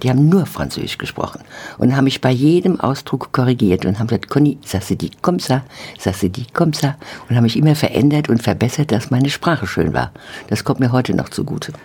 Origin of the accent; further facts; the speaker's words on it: Oppenheim, Rhineland-Palatinate, Germany; also born or lived in Mainz; ich bin ja eigentlich geboren in Mainz, aber in Oppenheim groß geworden